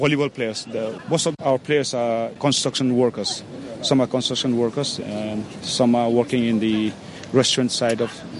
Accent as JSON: {"language": "English", "country": "Hong Kong", "tie": "born or raised there", "said": "I was born in Hong Kong, as my father was stationed in the British Army in Hong Kong."}